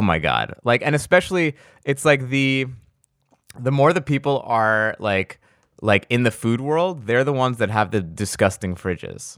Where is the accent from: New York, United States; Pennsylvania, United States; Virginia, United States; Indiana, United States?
New York, United States; I'm from New York